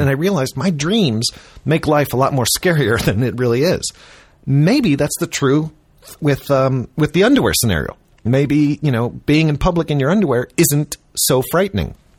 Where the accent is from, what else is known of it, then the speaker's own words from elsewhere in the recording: Chicago, Illinois, United States; I grew up in Chicago